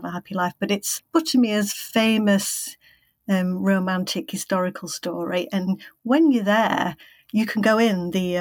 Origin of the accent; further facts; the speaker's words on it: Yorkshire and the Humber, United Kingdom; I'm from Yorkshire, so a joy for me to write about Yorkshire